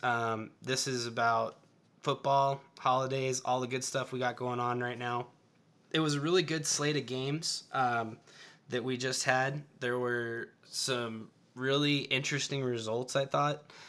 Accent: Tennessee, United States; moved away; I was born in Tennessee

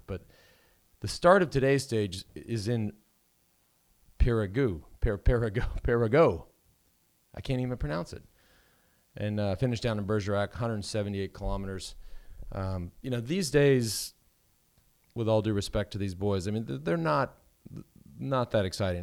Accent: Texas, United States; having grown up in hot temps

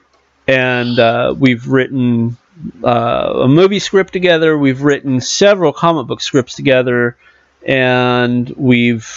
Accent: California, United States; moved away; also born or lived in Arkansas; I'm from California

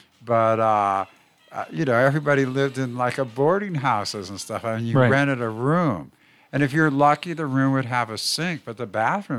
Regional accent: Fremont, California, United States; Well, I grew up in Niles Canyon.

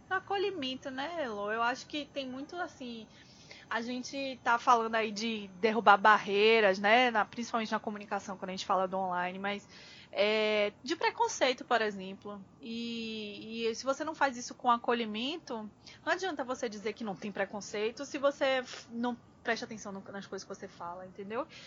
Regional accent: Northeast Region, Brazil; a gente é nordestino também

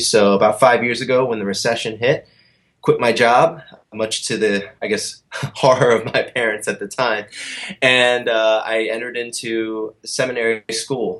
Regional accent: Columbia, Maryland, United States; in Columbia, Maryland, my hometown

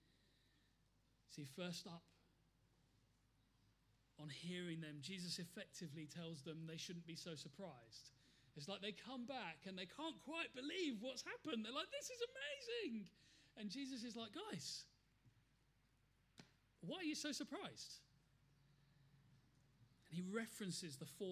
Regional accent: United Kingdom; also born or lived in Plymouth; We're British

